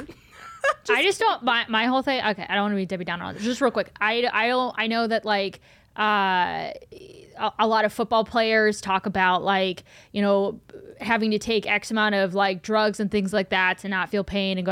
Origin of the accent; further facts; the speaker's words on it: Cleveland, Ohio, United States; moved away as an adult; I grew up in Cleveland, and I I haven't lived in Cleveland since I was 18